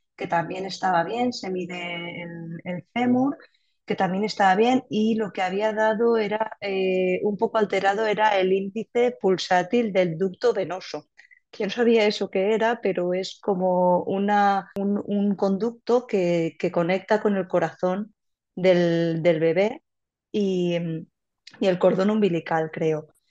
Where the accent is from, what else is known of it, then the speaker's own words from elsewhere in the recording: Cheste, Valencian Community, Spain; moved away as an adult; now in Barcelona, Spain; soy de Valencia, de un pueblecito que se llama Cheste